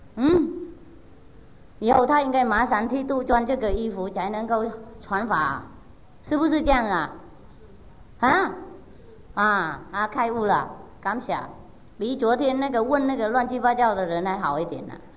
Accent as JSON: {"language": "Chinese", "country": "Vietnam", "said": "我不会感觉到我是越南人"}